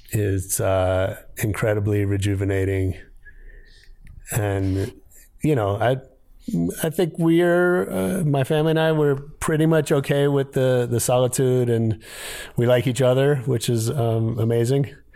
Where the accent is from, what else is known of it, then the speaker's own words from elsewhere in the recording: San Francisco, California, United States; also born or lived in Ohio; I grew up in San Francisco. Um, right. I was actually born in Ohio, but I, I tell people I'm from San Francisco because I got there when I was four